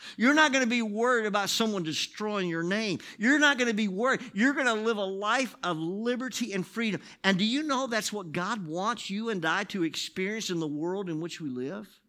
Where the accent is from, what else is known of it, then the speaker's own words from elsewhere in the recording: United States; I'm this guy from America